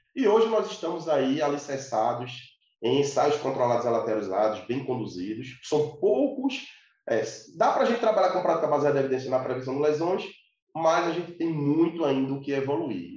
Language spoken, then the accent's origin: Portuguese; Recife, Pernambuco, Brazil; Eu sou de Recife, Pernambuco, Nordeste